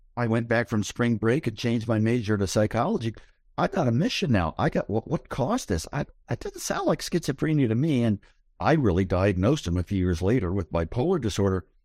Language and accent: English; Columbus, Ohio, United States; now in Berkeley, United States; I grew up in the Midwest. I grew up in Columbus, Ohio.